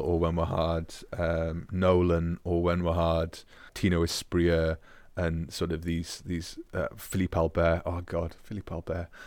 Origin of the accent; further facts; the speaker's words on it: Scotland, United Kingdom; moved away; also born or lived in Newcastle / Augsburg; growing up in Scotland